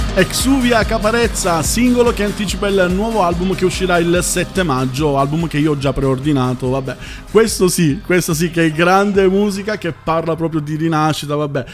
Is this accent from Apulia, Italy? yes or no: no; Palermo, Sicily, Italy; moved away as an adult; now in Emilia-Romagna, Italy; io sono terruncello, io vengo da, da Palermo